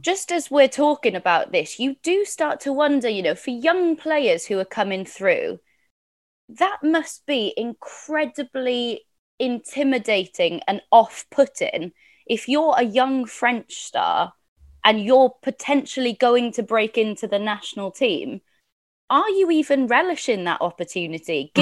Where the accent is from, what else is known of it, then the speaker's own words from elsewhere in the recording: Welsh, Wales, United Kingdom; I'm Welsh